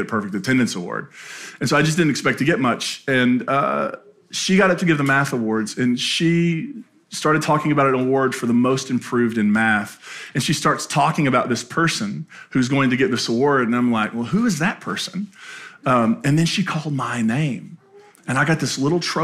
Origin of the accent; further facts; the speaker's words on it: Appalachia, United States; moved away; my hometown in Appalachia